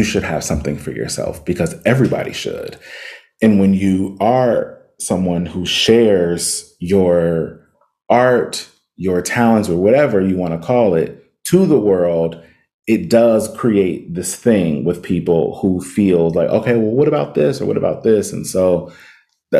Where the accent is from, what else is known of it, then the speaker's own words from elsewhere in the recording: Cincinnati, Ohio, United States; now in Los Angeles, United States; I grew up in Cincinnati.